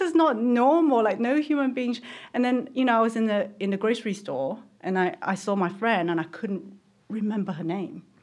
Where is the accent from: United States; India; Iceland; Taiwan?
Taiwan; moved away; I grew up in Taiwan where they, you know, pesticides everywhere